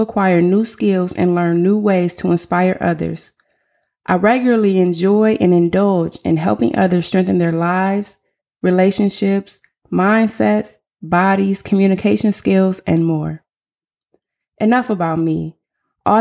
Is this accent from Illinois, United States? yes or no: no; Flint, Michigan, United States; moved away as an adult; also born or lived in Southern California; now in Texas, United States; I'm originally from Flint, Michigan. I was born and raised in Flint before relocating all over the world